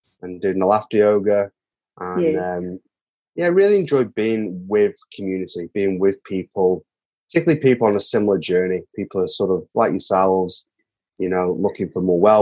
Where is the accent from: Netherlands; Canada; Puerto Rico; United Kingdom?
United Kingdom; Manchester, North West England; moved away as an adult; now in New Zealand; I was born and bred in Manchester in the north of England.